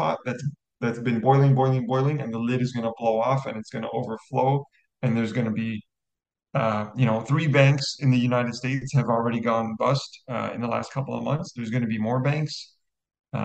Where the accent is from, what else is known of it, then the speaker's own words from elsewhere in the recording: Canada; I'm Canadian